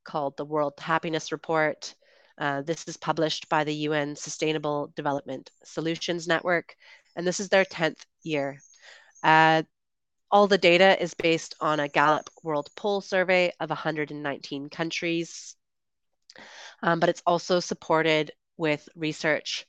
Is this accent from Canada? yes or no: yes; Canada; moved away as an adult; also born or lived in United Kingdom / Colombia; I'm originally from Canada, and I lived in the UK for about 8 years